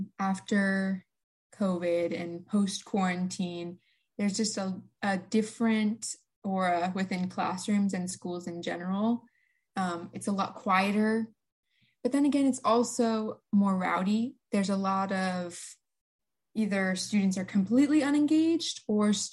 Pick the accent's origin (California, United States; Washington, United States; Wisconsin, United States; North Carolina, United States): Washington, United States; eastern; I am from the eastern part of Washington. I go to Chiwana High School, one of the biggest high schools in Washington State.